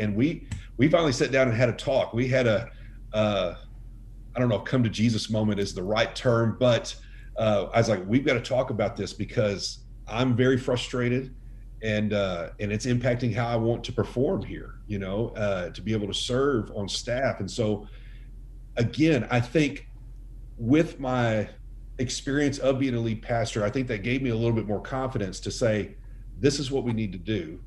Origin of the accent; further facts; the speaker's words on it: Dallas, Texas, United States; moved away as an adult; also born or lived in Utah / Arlington, Texas; I grew up in the Metroplex in Dallas